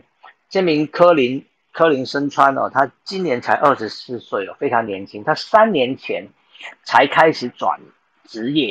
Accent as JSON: {"language": "Chinese", "country": "Taiwan", "said": "就是我们台湾人都会支持你，我们全民都会支持你们去争取好成绩。"}